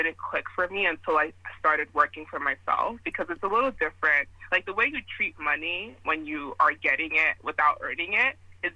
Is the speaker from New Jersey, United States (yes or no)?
yes; Newark, New Jersey, United States; also born or lived in Nigeria; Grew up in Newark, New Jersey. I'm originally from Nigeria, but I always say both.